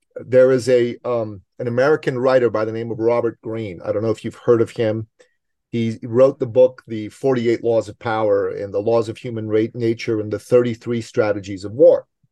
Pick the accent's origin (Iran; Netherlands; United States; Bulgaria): Iran; now in Canada; I'm from the Middle East. I'm from Iran